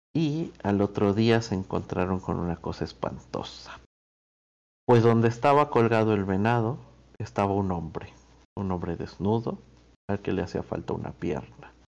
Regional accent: Argentina; estoy yo de embajador de Argentina

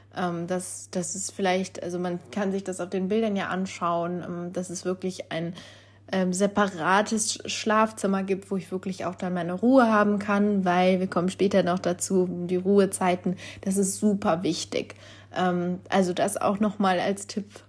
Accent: North Rhine-Westphalia, Germany; ich komme ja aus Nordrhein-Westfalen

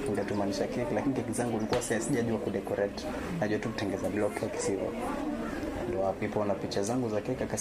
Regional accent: Likoni, Mombasa County, Kenya; Nimetoka maeneo ya Likoni.

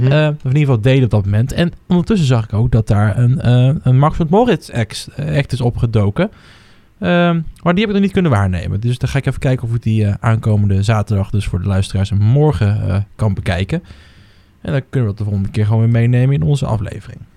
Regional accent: Netherlands; ik ben toch Hollander

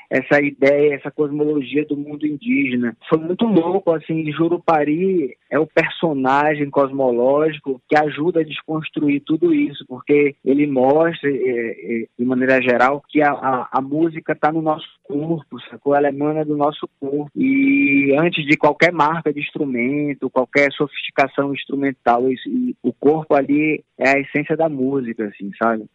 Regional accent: Roraima, Brazil; Minha infância e minha adolescência foi no Roraima

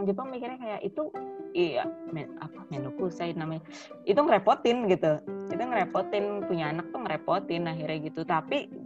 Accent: Java, Indonesia; gue sih orang Jawa juga

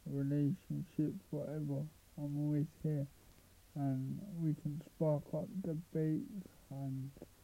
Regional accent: London, United Kingdom; I'm 23 from London.

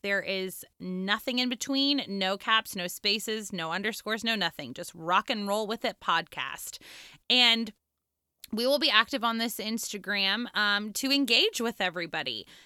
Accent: Santa Clarita, California, United States; I grew up in Southern California. I grew up in the Santa Clarita Valley, which at the time was very tiny and now is kind of a thing, but it's a suburb of Los Angeles

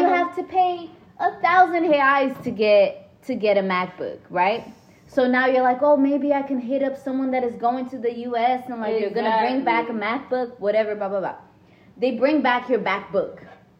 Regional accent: Brazil; now in United States; I was born in Brazil and raised in Brazil

